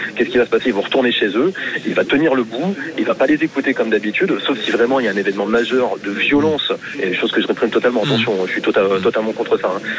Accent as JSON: {"language": "French", "region": "Hauts-de-France", "country": "France", "tie": "born or raised there", "moved": "yes", "lives_now": "Béziers, France", "said": "aux Hauts-de-France, en fait c'est ma région natale"}